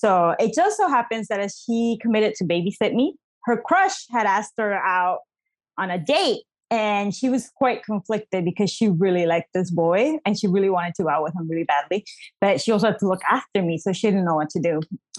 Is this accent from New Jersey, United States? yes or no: yes; New Jersey, United States; born there; also born or lived in Bolivia; I was born in New Jersey, but both my parents are Bolivian immigrants.